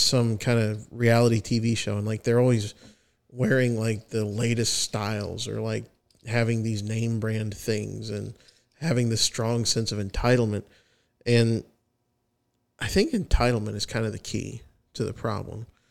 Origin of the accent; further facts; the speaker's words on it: United States; As an American patriot